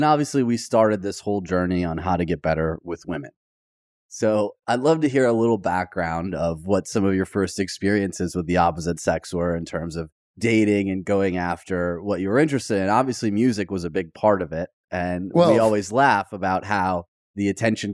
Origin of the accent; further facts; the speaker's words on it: Michigan, United States; now in Los Angeles, United States; growing up in Michigan